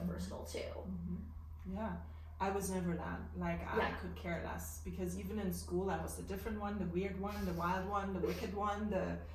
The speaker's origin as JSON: {"language": "English", "country": "Germany", "tie": "born or raised there", "said": "I was born in Germany"}